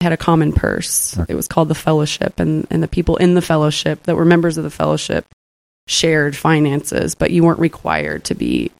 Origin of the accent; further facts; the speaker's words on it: Texas, United States; moved away as an adult; also born or lived in Washington, D.C. / Illinois; I grew up in Texas. I grew up in the Church of Christ. I lived overseas for a while